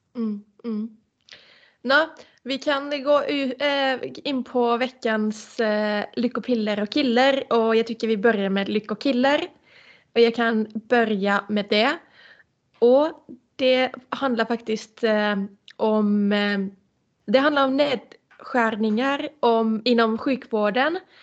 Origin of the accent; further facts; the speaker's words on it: Finland; moved away; bo i min hemstad